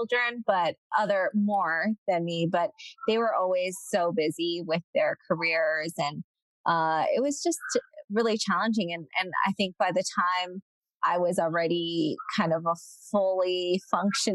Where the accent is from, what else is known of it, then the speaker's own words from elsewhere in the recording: Southern California, United States; moved away as an adult; also born or lived in China / Philadelphia; I was actually born in China and grew up in Southern California